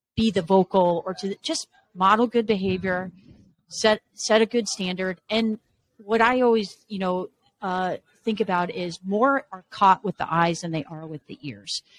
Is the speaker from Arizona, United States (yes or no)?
yes; Arizona, United States; moved away as an adult; also born or lived in Las Vegas, Nevada / Washington State / Los Angeles, California; now in Michigan, United States; Born and raised in Arizona